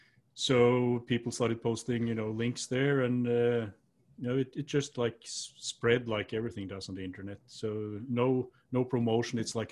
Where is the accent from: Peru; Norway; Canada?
Norway; It's quite similar to where I grew up in Norway, actually, you know, with the woods and the mountains and all that.